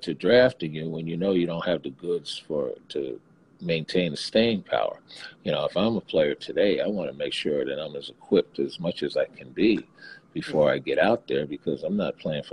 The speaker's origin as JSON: {"language": "English", "town": "New York City", "region": "New York", "country": "United States", "tie": "born or raised there", "said": "being born in Brooklyn, I went back to my hometown roots"}